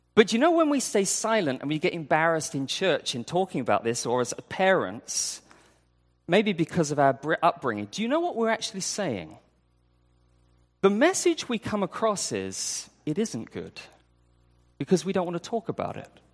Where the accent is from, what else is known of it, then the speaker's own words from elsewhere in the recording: United Kingdom; moved away; I, I'm from U K